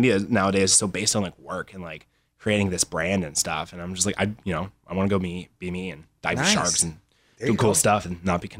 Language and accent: English; Phenix City, Alabama, United States; also born or lived in Los Angeles; I'm actually from like, if I had to pick a place, I'd say Phoenix City, Alabama, which is like a little tiny nowhere town.